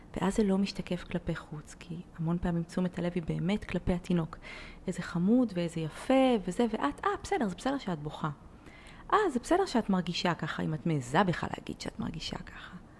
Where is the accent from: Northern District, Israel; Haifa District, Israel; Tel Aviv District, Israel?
Haifa District, Israel; Haifa; אני ככה חיפאית